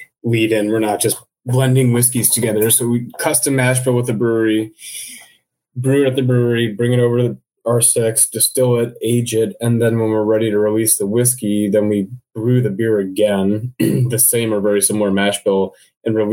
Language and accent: English; Midwest, United States; growing up in the Midwest